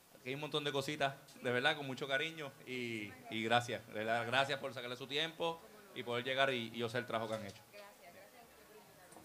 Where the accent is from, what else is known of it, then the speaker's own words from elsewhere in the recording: Puerto Rico; also born or lived in Jayuya; Mi familia es de Bubao, yo me crié en San Martín